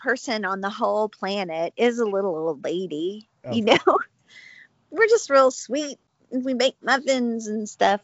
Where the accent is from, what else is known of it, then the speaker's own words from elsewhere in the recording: the South, United States; moved away as an adult; I love my homeland. I love the South